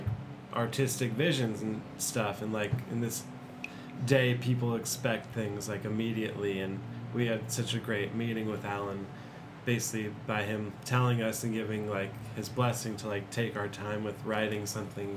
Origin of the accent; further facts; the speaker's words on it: Los Angeles, California, United States; I grew up in the Valley, in like Van Nuys and Sherman Oaks area